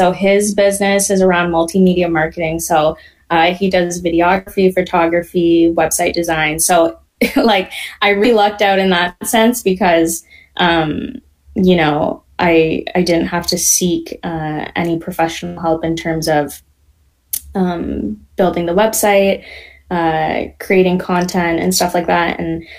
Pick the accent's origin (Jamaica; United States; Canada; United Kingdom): Canada; born there; So I'm first generation. I was born here in Canada, yes.